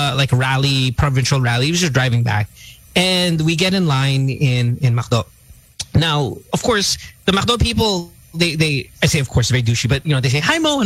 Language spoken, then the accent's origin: English; Central Luzon, Philippines; I'm from Bulacan.